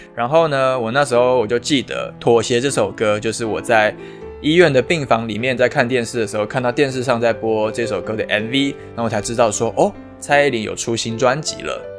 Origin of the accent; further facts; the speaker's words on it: Taipei, Taiwan; 我本身是台北人，那所以如果能够在北部当兵，当然是最好的，因为离家很近